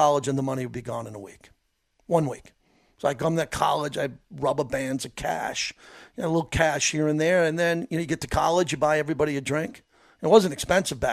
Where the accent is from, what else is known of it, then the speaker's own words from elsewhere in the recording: New York, United States; growing up in New York